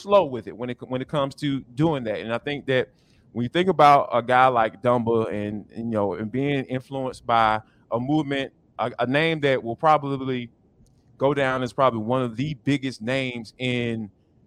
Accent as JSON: {"language": "English", "town": "Atlanta", "region": "Georgia", "country": "United States", "tie": "born or raised there", "said": "here in Atlanta, growing up in Atlanta"}